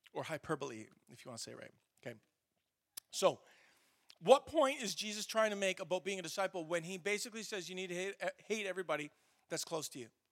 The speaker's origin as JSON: {"language": "English", "country": "Canada", "said": "we're Canadian"}